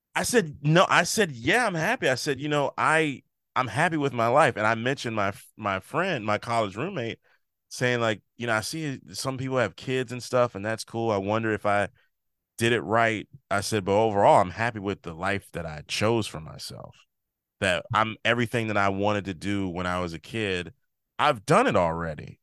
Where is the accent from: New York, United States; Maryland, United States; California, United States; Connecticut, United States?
Maryland, United States; also born or lived in Chicago; now in New Jersey, United States